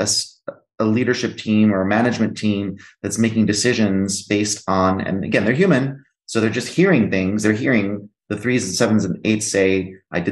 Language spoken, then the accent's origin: English; Greece; moved away; I'm actually half Greek, and I was raised in Greece.